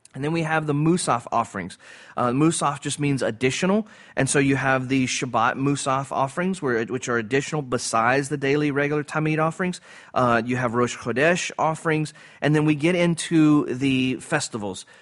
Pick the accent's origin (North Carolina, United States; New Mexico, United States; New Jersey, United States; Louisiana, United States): Louisiana, United States; Cajun; I'm a Cajun